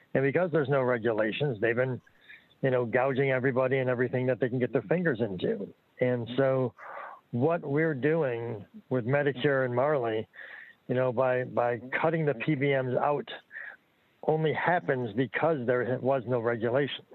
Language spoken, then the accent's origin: English; New York, United States; I'm from New York